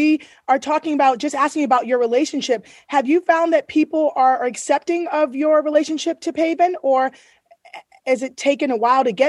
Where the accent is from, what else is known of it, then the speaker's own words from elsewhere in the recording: United States; And that, yes, hello, I'm Black American.